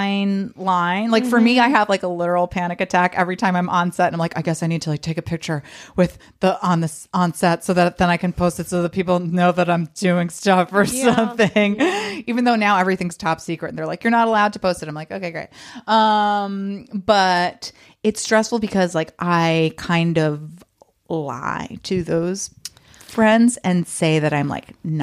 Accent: New York, United States; now in Los Angeles, United States; I'm from New York

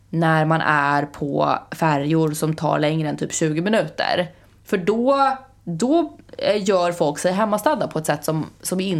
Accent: Sweden

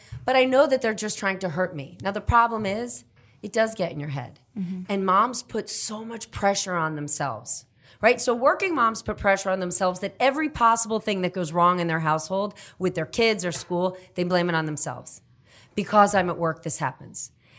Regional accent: New Jersey, United States; moved away; also born or lived in Kenya / Guatemala / Costa Rica / Italy; I grew up in New Jersey

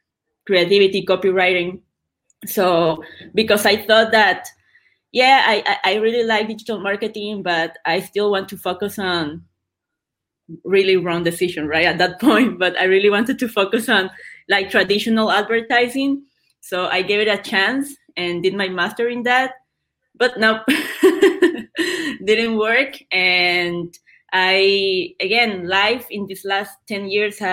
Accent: Nicaragua; moved away as an adult; now in Buenos Aires, Argentina; I'm from Nicaragua

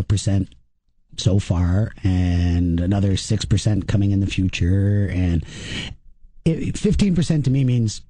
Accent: Waterloo, Ontario, Canada; I grew up in Waterloo with two universities

